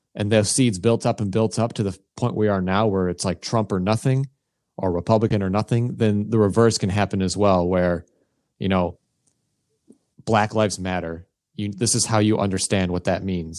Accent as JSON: {"language": "English", "country": "United States", "said": "as an American"}